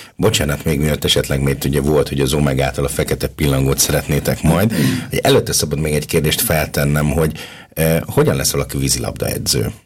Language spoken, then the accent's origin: Hungarian; Hungary; now in Linz, Austria; én tipikusan az a magyar ember vagyok